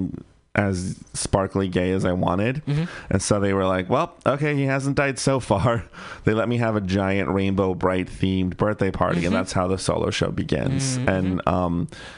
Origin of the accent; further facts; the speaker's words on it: Bay Area, California, United States; I grew up in the Bay Area, so I was pretty lucky to live in a liberal bubble ish